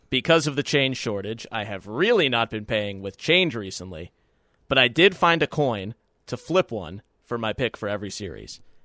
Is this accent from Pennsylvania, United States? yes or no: yes; Pittsburgh, Pennsylvania, United States; I'm from Pittsburgh.